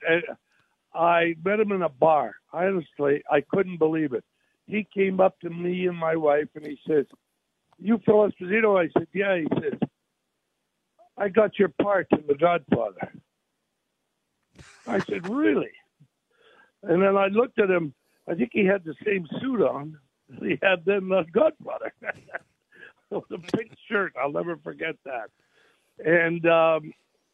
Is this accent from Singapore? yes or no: no; Canada; now in United States; I was born in Canada, so I'm a Canadian. I live in the United States and became an American citizen.